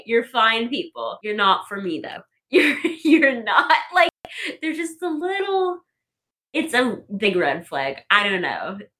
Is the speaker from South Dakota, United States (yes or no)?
yes; South Dakota, United States; moved away as an adult; now in Pittsburgh, United States; I'm from South Dakota